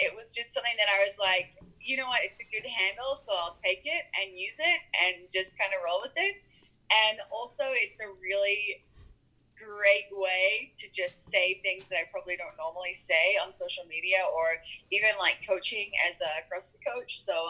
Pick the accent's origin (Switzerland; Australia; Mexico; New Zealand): New Zealand; Auckland; It's pretty mild, especially in Auckland where I am. Auckland is a city, so Auckland is very much like a typical city.